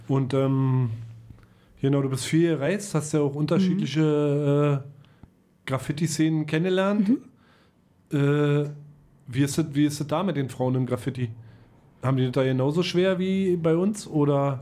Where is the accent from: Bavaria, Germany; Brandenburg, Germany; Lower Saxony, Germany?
Lower Saxony, Germany; Melle; bei uns in Melle